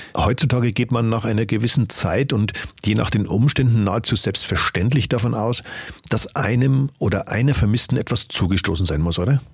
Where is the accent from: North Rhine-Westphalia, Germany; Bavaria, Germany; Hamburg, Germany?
Bavaria, Germany; Upper Palatinate; bei uns in der Oberpfalz